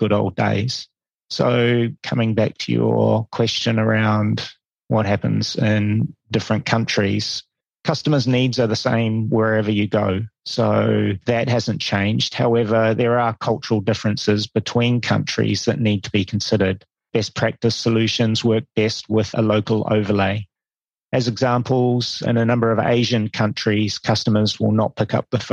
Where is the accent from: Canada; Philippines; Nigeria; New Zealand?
New Zealand; moved away as an adult; also born or lived in India / Hong Kong / Singapore / Malaysia; I'm originally from New Zealand